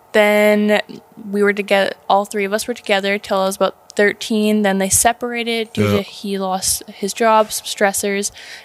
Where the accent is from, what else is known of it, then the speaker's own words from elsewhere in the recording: Dominion, Nova Scotia, Canada; moved away; also born or lived in Alberta; Yeah, I was born in Nova Scotia, Cape Breton, a little town called Dominion. I grew up there for a little bit, and then we ended up moving to Alberta because it's poverty out there.